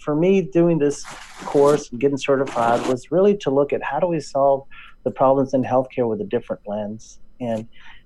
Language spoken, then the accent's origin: English; West Texas, United States; accent: drawl; moved away as an adult; now in Northern California, United States; I went back home to my hometown in West Texas. In case you don't notice a drawl, that's why. I hear it. Yeah. I'm from Texas, born and raised.